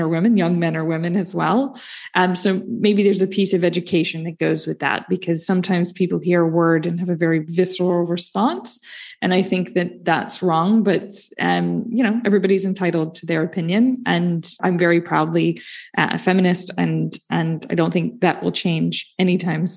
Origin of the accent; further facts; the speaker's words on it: United States; I'm American